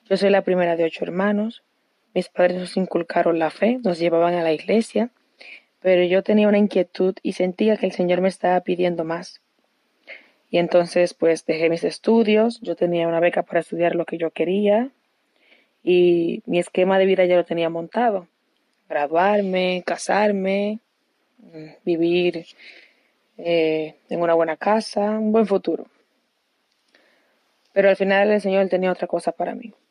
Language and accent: Spanish; Santo Domingo, Distrito Nacional, Dominican Republic; tengo 21 años, soy virgen consagrada y vengo de Santo Domingo